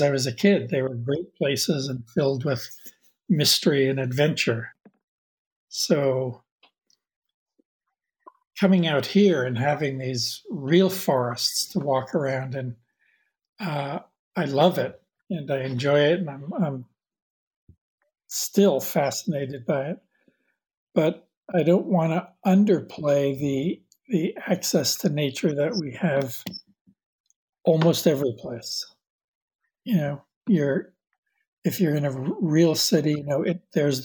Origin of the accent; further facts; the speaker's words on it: Jersey City, New Jersey, United States; moved away; where and when I grew up in Jersey City, in New Jersey, and where I live now.